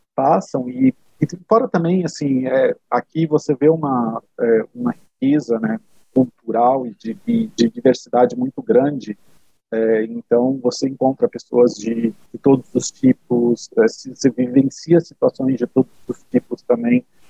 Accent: São José dos Campos, São Paulo, Brazil; moved away as an adult; now in Germany; morar na cidade onde eu nasci, apesar de já ter morado é, em São Paulo, estar perto da minha, da minha família

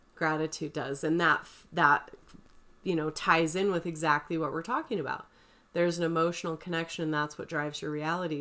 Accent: St. George, Utah, United States; I grew up in Saint George

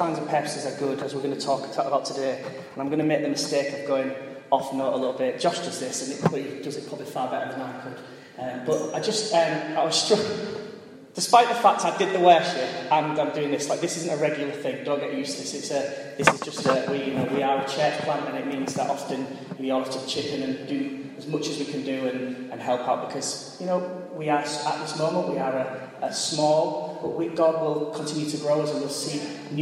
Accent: Hull, Yorkshire and the Humber, United Kingdom; moved away as an adult; also born or lived in Coventry; I'm a lad from Hull, and I didn't grow up in a diverse community at all

